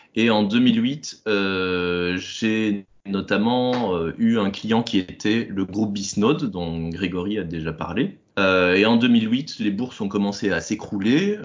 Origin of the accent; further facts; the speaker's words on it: Belgium; moved away as an adult; also born or lived in Brussels; now in Carlipa, France; je suis un Belge émigré entre Toulouse et Carcassonne